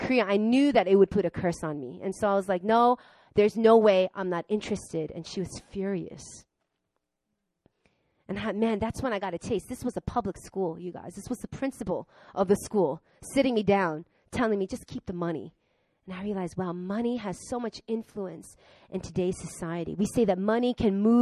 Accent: Long Island, New York, United States; I grew up in Long Island with a lot of rich, white, Jewish people

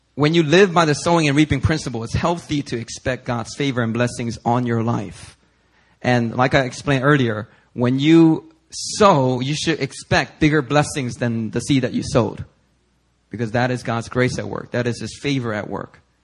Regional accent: Philadelphia, Pennsylvania, United States; growing up in Philly

